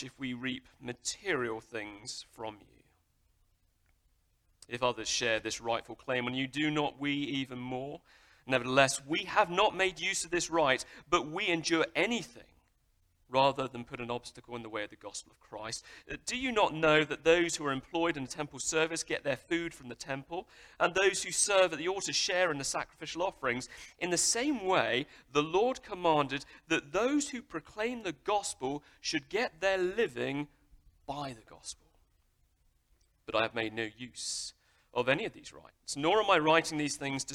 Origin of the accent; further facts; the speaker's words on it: United Kingdom; I'm British